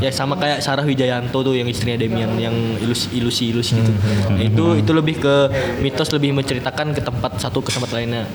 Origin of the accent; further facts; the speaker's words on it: Tenggarong, East Kalimantan, Indonesia; kalau aku sih bangga sih sebagai orang Tenggarong, kayak gitu, lahir di situ